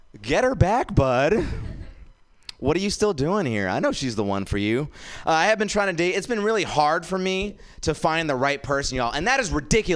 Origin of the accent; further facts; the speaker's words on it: India; now in San Francisco, United States; I am from India, guys. I was born there